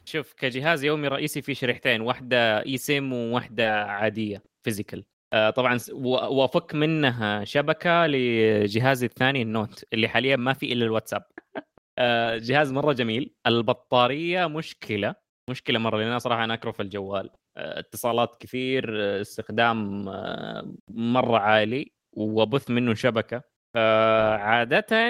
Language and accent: Arabic; Saudi Arabia; عندنا في السعوديه